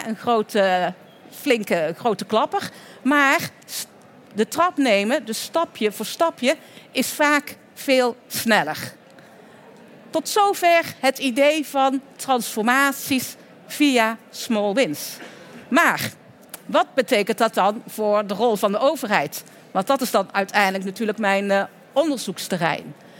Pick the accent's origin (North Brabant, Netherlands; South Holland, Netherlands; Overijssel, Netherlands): North Brabant, Netherlands; Oirschot; In het Groene Woud, in de buurt van Oorschot, waar ik vandaan kom en waar dus ook een deel van de familie zit, eh, in Oorschot